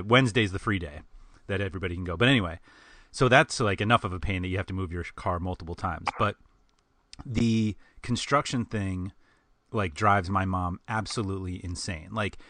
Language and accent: English; New York City, New York, United States; I am born and raised in New York City. I learned to drive in New York City. I learned to park in New York City.